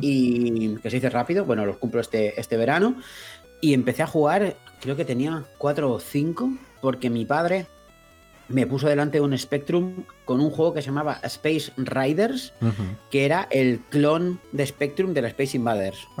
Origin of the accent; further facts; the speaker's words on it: Mallorca, Balearic Islands, Spain; nosotros somos de Mallorca todos